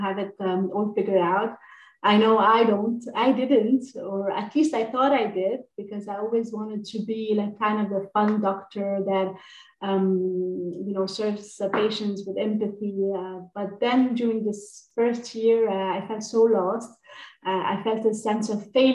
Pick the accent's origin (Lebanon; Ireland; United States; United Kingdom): Lebanon; I grew up in Lebanon